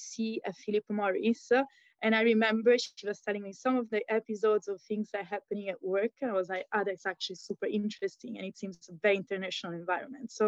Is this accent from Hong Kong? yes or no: no; Rome, Lazio, Italy; also born or lived in Pisa; So when I was very little, we moved to Roma. And there is actually where I've been raised